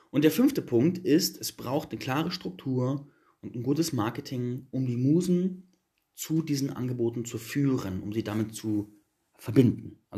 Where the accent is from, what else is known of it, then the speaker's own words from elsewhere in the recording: Germany; Jeder Deutsche glaubt, er braucht ein Auto. Zumindest so, ähm, ich bin auf dem Land aufgewachsen, da ist es so.